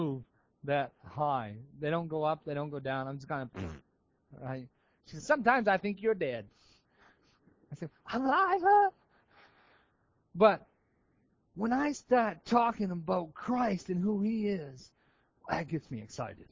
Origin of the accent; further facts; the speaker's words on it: Maine, United States; moved away; I'm from Maine